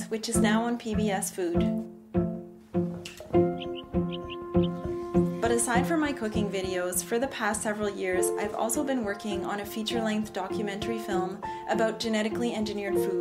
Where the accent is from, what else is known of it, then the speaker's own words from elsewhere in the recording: Nova Scotia, Canada; I'm from the East Coast, from Nova Scotia